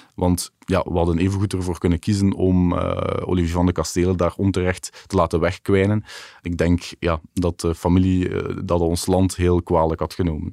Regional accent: Belgium; wij als Belgen

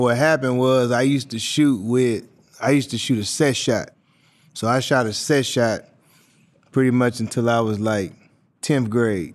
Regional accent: Portland, Oregon, United States; moved away; me growing up in Portland

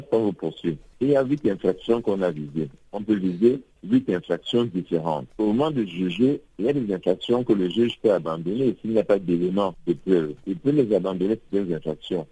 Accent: Cameroon; chez nous au Cameroun

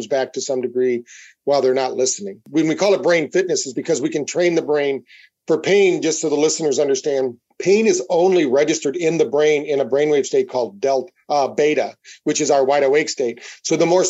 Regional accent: Battle Creek, Michigan, United States; we grew up in Battle Creek, Michigan

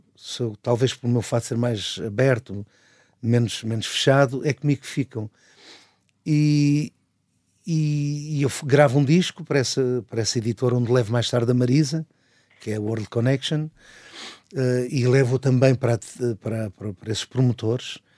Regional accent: Barreiro, Setúbal, Portugal; morava no Barreiro, não é? Passei a minha vida toda no Barreiro

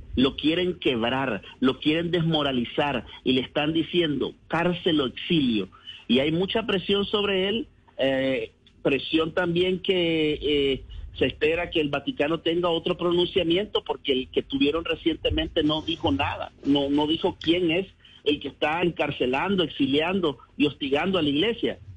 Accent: Nicaragua; moved away as an adult; mi país

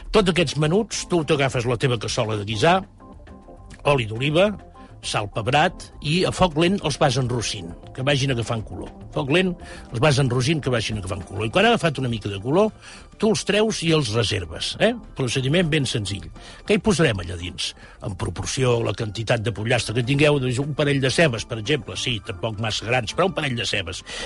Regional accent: Catalonia, Spain; com a catalans tenim

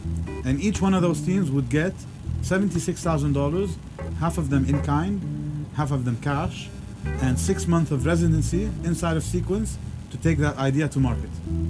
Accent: Beirut, Beirut Governorate, Lebanon; Born and raised in Beirut

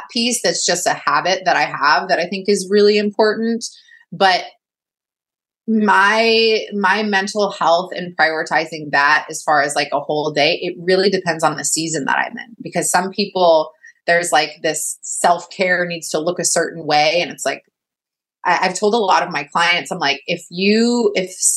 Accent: Texas, United States; I'm from Texas too

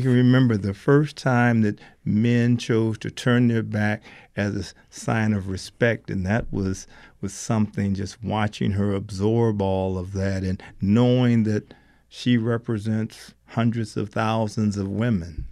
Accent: Alabama, United States; I was born in Alabama

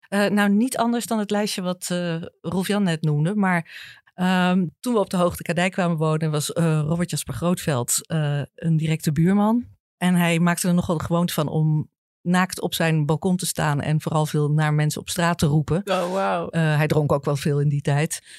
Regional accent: Apeldoorn, Gelderland, Netherlands; moved away as an adult; now in Amsterdam, Netherlands; Ik kwam uit Apeldoorn, niet veel gewend

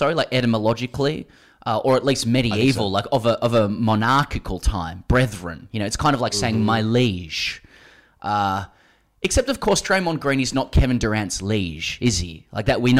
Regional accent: Australia; as an Australian

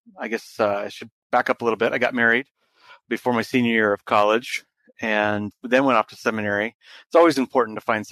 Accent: Iowa, United States; I was born and raised in Iowa

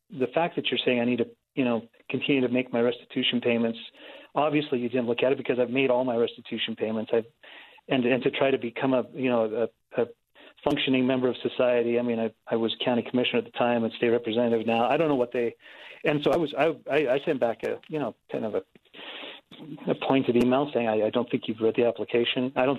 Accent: Blanding, Utah, United States; I come from Blanding

